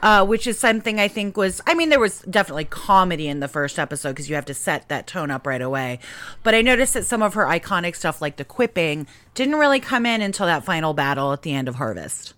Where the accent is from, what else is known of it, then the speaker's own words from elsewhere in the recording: New Mexico, United States; I'm from New Mexico.